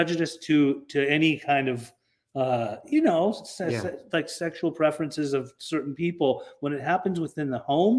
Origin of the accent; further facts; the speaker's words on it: Utah, United States; I grew up in Utah